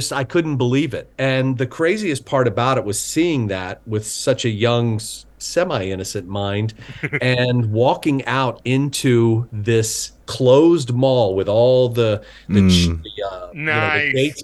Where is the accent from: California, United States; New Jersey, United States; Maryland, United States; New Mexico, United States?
Maryland, United States; Baltimore; moved away as an adult; now in Los Angeles, United States; I grew up in Baltimore